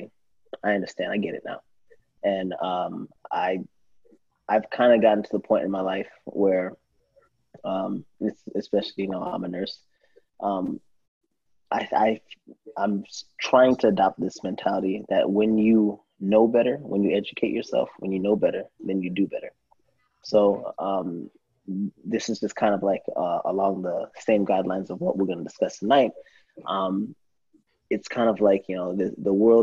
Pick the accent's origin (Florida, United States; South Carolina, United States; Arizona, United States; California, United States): Florida, United States; Deltona; also born or lived in New York; My parents moved down to Florida